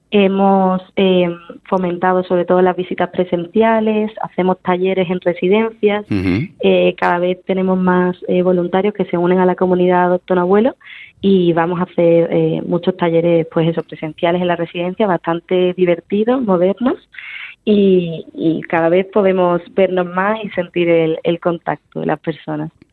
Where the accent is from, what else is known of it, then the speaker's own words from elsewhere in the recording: Seville, Andalusia, Spain; soy sevillana